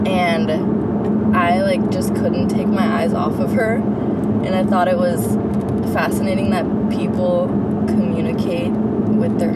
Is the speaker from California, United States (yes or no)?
yes; Fremont, California, United States; born and raised in Fremont